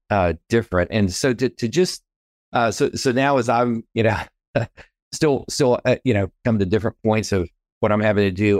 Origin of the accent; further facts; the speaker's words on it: Texas, United States; moved away as an adult; also born or lived in Wichita Falls, Texas / Temple, Texas / San Antonio, Texas / California; now in Chattanooga, Tennessee, United States; I was born and raised here in Texas, and, uh, multi-generational Texan